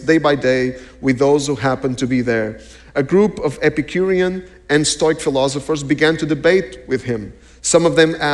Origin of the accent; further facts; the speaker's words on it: Portugal; We're from Portugal.